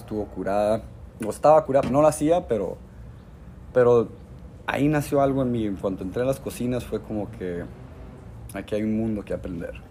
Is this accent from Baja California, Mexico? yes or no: yes; Tijuana, Baja California, Mexico; moved away as an adult; also born or lived in Tulum / New York / Nicaragua / Los Angeles; soy un, un, chavo aquí de Tijuana y le tengo mucho cariño a esta ciudad, toda la gente con la que crecí